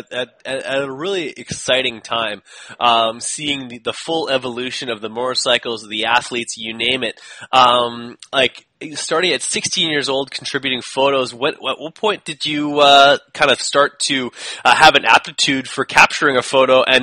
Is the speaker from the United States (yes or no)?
no; Canada; as a Canadian